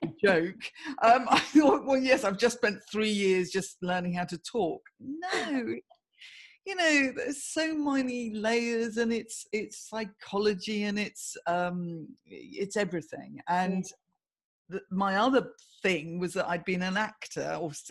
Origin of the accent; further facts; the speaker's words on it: Guildford, South East England, United Kingdom; moved away as an adult; also born or lived in London / Swanage; now in Bournemouth, United Kingdom; I grew up in Guildford in Surrey.